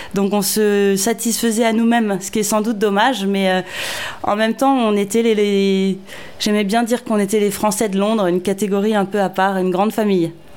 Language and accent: French; France; moved away as an adult; also born or lived in London; on était européen en Angleterre, aujourd'hui on est français en Angleterre